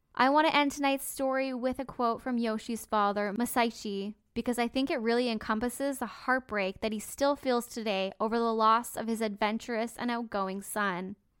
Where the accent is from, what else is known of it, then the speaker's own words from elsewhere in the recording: Canada; I'm Canadian and guns just aren't a huge part of our culture